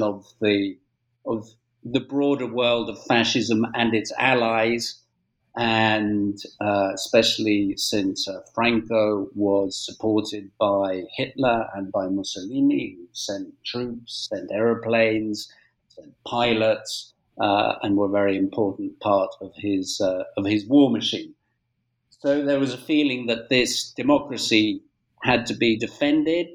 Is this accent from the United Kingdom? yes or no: yes; United Kingdom; moved away as an adult; now in Spain; I'm British born